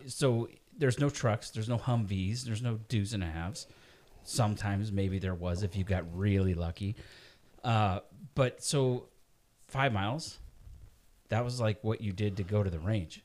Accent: Moses Lake, Washington, United States; moved away; I'm from Moses Lake, Washington

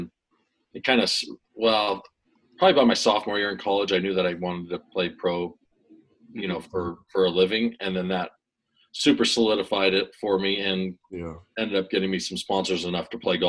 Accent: Northern California, United States; also born or lived in Arizona; born and raised in Northern California, played all the sports growing up, basketball, baseball, soccer, football, played kind of football throughout high school along with golf, went to University of Arizona in 1999

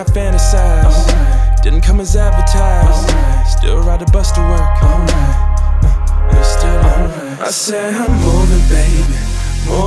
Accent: Dayton, Ohio, United States; also born or lived in Toledo; I was born in Dayton and I grew up mostly in Dayton, but I would like spend a lot of time in Toledo

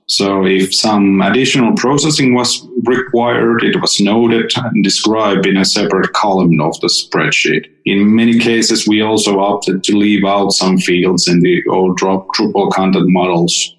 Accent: Finland; I'm from Finland

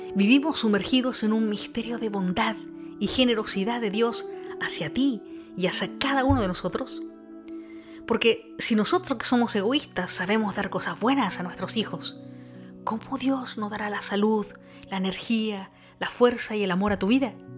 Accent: Chile; moved away; soy chilena

